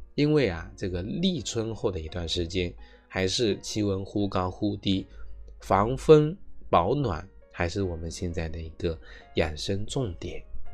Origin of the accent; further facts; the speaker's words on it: China; 我们中国人